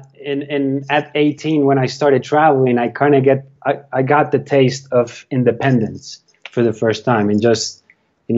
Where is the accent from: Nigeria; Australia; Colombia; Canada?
Colombia; where I grew up in Colombia, it's a very entrepreneurial city because it's in the middle of the mountains, in the middle of the Andes.